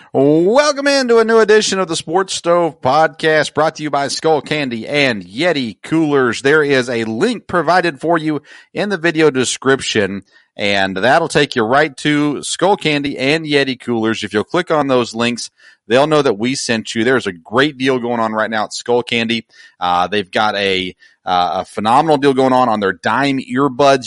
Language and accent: English; Murfreesboro, Tennessee, United States; I grew up in Murfreesboro, Tennessee, just south of Nashville, so all my childhood games were with the Nashville Sounds.